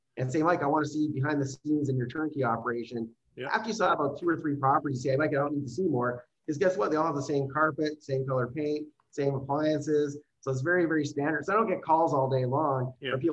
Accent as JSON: {"language": "English", "country": "Canada", "said": "I am actually a Canadian"}